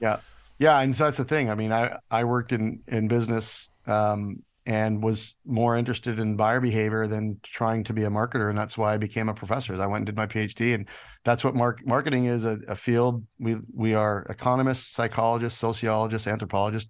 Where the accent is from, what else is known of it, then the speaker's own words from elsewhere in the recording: Canada; moved away as an adult; also born or lived in United States; I'm Canadian, and I've, I've been here most of my life, but I was in the States for about seven years